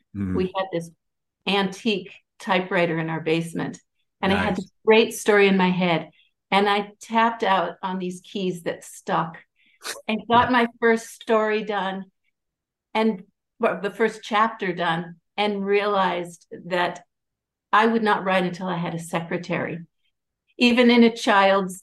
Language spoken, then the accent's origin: English; Seattle, Washington, United States; I grew up in Seattle